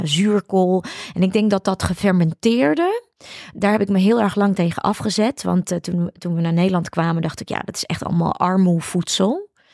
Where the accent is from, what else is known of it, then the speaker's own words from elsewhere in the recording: Ukraine; now in Netherlands; ik ben natuurlijk geboren in de Sovjet-Unie.